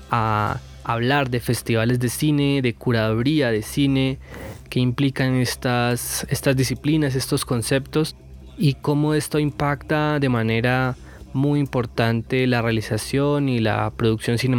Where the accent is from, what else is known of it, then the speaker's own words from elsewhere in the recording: Medellín, Antioquia, Colombia; moved away; also born or lived in Bogotá; Pues yo soy de Medellín